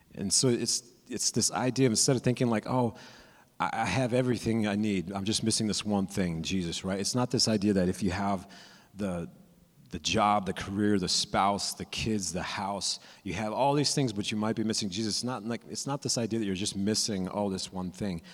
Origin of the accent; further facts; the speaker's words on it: California, United States; I'm from California, so I went to Disneyland